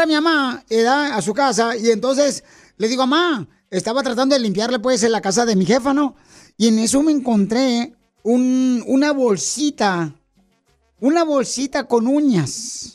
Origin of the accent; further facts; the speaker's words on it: Monterrey, Nuevo León, Mexico; moved away; yo nací en Monterrey, Nuevo León